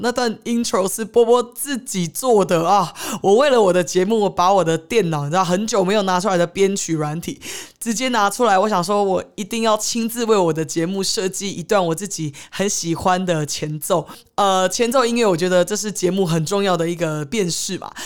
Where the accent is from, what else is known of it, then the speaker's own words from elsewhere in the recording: Taiwan; also born or lived in Los Angeles, United States; 我从小其实是在台湾长大的。那我呃，国中、高中的时候，就只是寒暑假会去呃美国游学，看奶奶